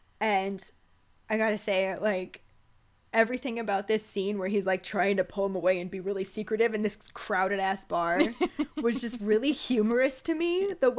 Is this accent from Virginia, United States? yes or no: yes; Virginia, United States; Since I grew up in the Bible Belt, Virginia, my mom wouldn't let me watch the movies or read the books